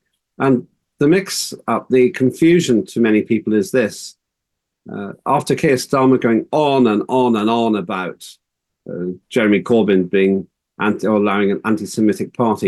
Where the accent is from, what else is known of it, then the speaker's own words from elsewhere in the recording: Northern Ireland, United Kingdom; I grew up in Northern Ireland